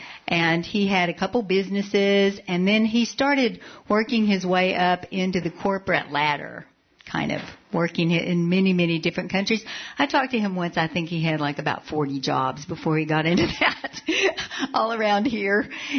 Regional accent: Levelland, Texas, United States; moved away; I was born in West Texas. Can you tell that? And I was born into a place called, I lived in a place called Leveland

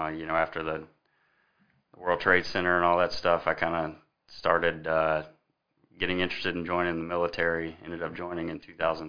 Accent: Columbia, South Carolina, United States; now in Lexington, United States; I grew up in downtown Columbia. So I was born in 1981 in Columbia. I grew up down there, been in Lexington for about 14 years.

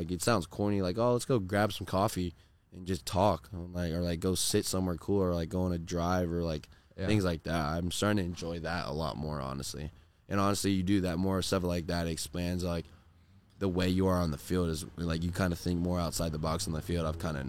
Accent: Corona, California, United States; I just really grew up like I did a lot of sports in Corona, but I did a lot of like other stuff out in like Orange County.

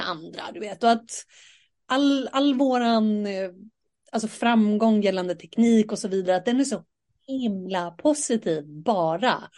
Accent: Sweden; vi är ju ändå svenskar och sitter här och pratar på svenska

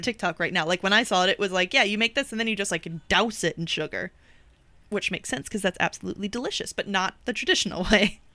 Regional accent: United States; accent: American; my American accent

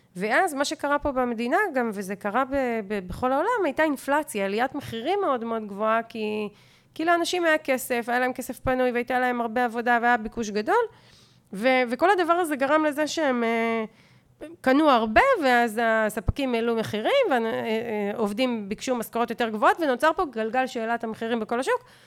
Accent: Hof Ashkelon, Southern District, Israel; פה אני מדברת כבר כתושבת חוף אשקלון

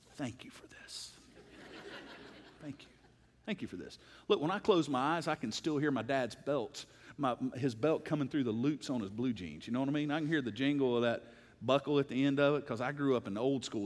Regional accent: United States; I love being an American

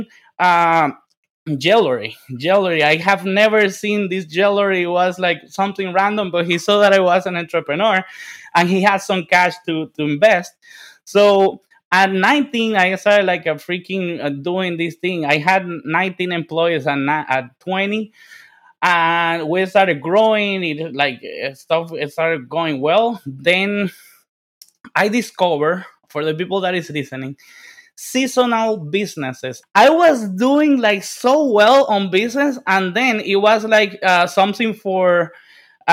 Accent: Dominican Republic; English is a second language; moved away; I'm from the Dominican Republic, and you see, like, you can see my English is like my 17th language.

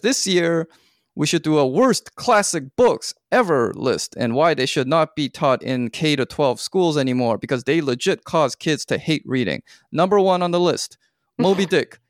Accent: Canada; I'm from Canada

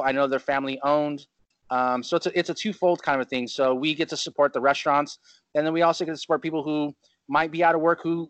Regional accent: Chino, California, United States; now in Huntington Beach, United States; I moved out here from Chino, California, and it's just a different lifestyle.

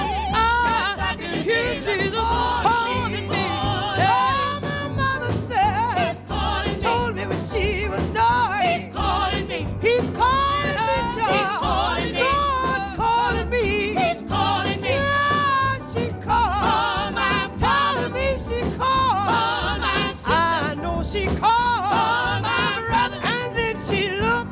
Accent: United States; I'm American

